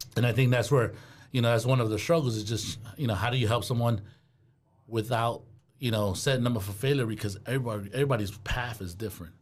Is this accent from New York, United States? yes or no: yes; New York City, New York, United States; accent: New York; also born or lived in Goshen, Indiana; now in Fort Wayne, United States; growing up in New York City, it's, you keep to yourself, you mind your business